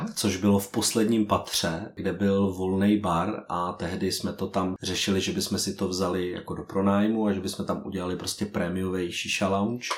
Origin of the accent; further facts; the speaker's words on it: Prague, Czechia; ptal se, odkud jsme. A my jsme říkali, že jsme z Prahy